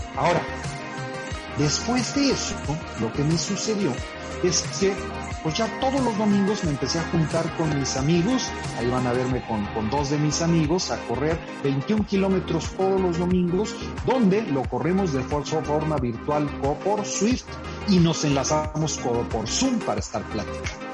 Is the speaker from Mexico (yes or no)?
yes; Monterrey, Nuevo León, Mexico; yo soy acá de Monterrey